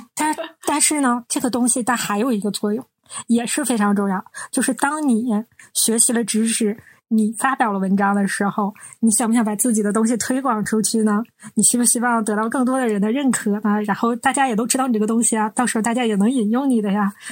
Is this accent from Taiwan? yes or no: no; Northeast China, China; 我们是三个来自东北的Ladies